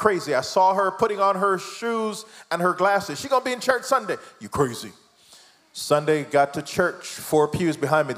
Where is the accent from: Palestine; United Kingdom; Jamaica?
Jamaica; moved away; I am the product of my mom, teenage mom, raised by my grandmom. My mom came to America, left me in Jamaica